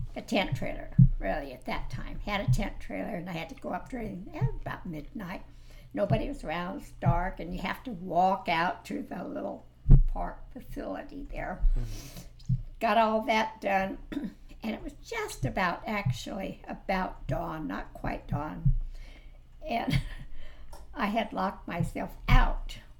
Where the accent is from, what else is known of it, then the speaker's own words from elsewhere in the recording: Fresno, California, United States; I used to be able to ride my bicycle anywhere in Fresno, anywhere at all.